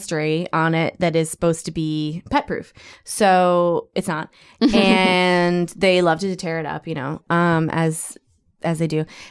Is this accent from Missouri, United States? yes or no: no; Minneapolis, Minnesota, United States; I grew up in Minnesota. In Minneapolis